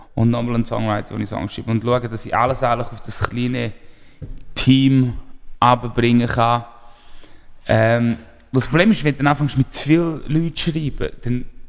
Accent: Appenzell, Appenzell Innerrhoden, Switzerland; ich komme aus einem kleinen Dorf, ich bin in Appenzell aufgewachsen

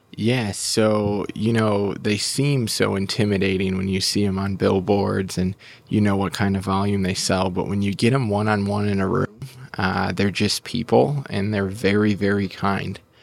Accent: Milwaukee, Wisconsin, United States; now in Oklahoma City, United States; I grew up in Milwaukee

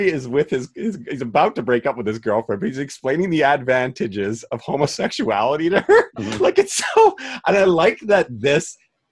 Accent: Canada; as a Canadian

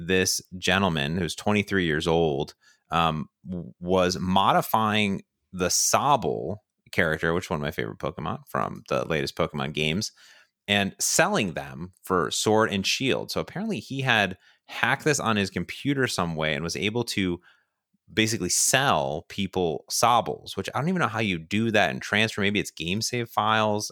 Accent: Ohio, United States; moved away; I grew up in Ohio, next to Cedar Point, America's Roller

